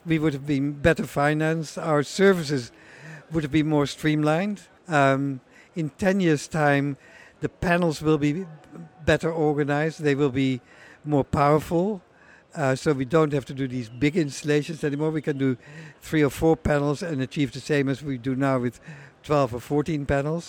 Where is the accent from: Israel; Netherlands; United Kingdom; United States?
Netherlands; I'm from Holland, and I run a company called AES Solar